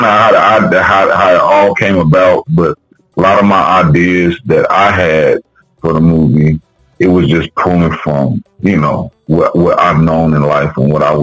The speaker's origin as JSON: {"language": "English", "town": "Wichita", "region": "Kansas", "country": "United States", "said": "I'm from Wichita, Kansas"}